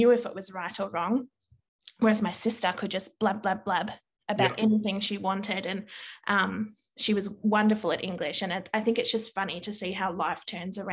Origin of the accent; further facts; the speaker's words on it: Victoria, Australia; also born or lived in New South Wales; I moved from New South Wales to Victoria, my teacher at the school that I started